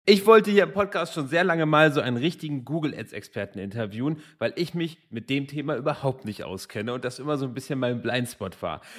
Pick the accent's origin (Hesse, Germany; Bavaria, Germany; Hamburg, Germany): Hamburg, Germany; Ich komme ja selber aus Hamburg, also zwei Norddeutsche heute hier zusammen